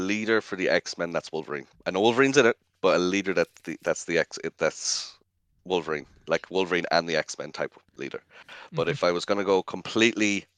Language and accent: English; west coast of Ireland, Ireland; I am from Ireland. I'm west coast of Ireland.